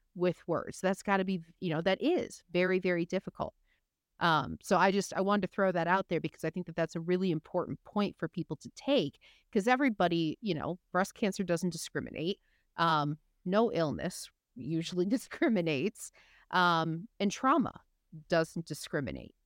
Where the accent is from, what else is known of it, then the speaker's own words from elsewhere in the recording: Michigan, United States; I'm from Michigan, I come from the Midwest